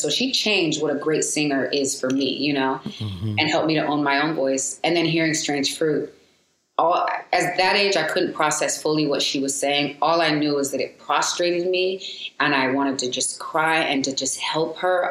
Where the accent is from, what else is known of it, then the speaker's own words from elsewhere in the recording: San Diego, California, United States; also born or lived in Seattle, Washington / Seal Beach, California; I was raised in San Diego, Southeast San Diego